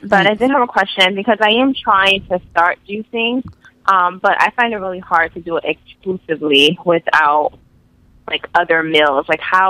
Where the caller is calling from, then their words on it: Union, New Jersey, United States; I'm calling from Union, New Jersey.